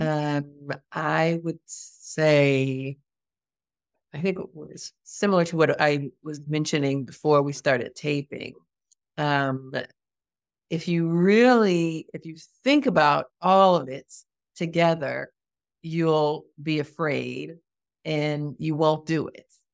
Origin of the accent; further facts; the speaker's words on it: United States; moved away as an adult; now in Portugal; as a American, as a Black American, as a Black American woman